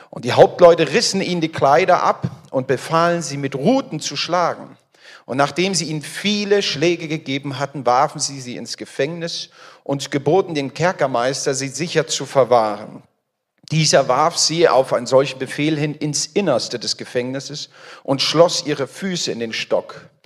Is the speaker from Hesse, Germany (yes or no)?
yes; Frankfurt am Main, Hesse, Germany; bin verheiratet. Wir haben drei Kinder. Ich komme aus der Nähe, aus Frankfurt am Main